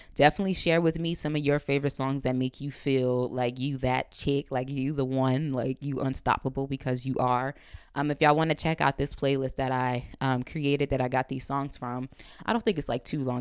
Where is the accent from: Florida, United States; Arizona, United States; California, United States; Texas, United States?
California, United States; Compton; I'm coming from Compton